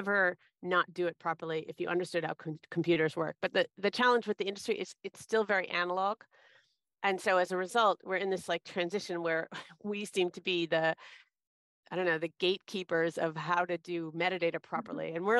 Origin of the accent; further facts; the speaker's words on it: suburban Boston, Massachusetts, United States; moved away as an adult; I was kind of a small town girl from suburban Boston in the States